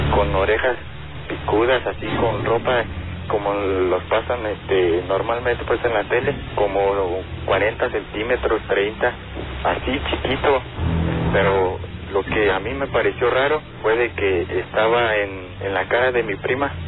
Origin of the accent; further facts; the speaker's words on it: Pátzcuaro, Michoacán, Mexico; yo soy de Pátzcuaro